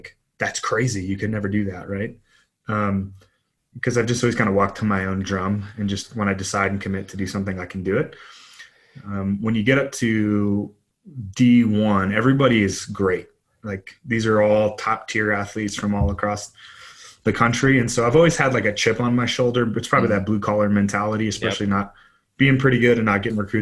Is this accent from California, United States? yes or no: yes; Los Angeles, California, United States; Yeah, I grew up in Los Angeles, California, blue collar to a blue collar family